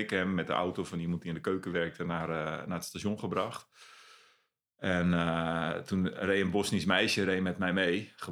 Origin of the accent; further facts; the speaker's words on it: Friesland, Netherlands; moved away as an adult; also born or lived in Zeist / Stadshagen, Zwolle; now in Zwolle, Netherlands; ben opgegroeid in Friesland.